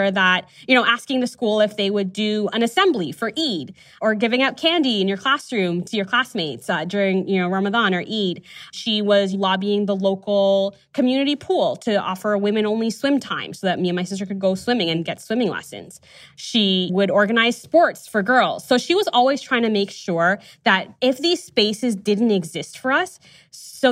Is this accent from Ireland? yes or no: no; Toronto, Ontario, Canada; growing up in Toronto